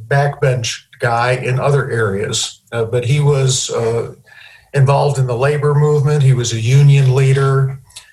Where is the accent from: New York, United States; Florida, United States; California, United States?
New York, United States; Syracuse; moved away as an adult; now in Oklahoma City, United States; I left Syracuse, which is my hometown.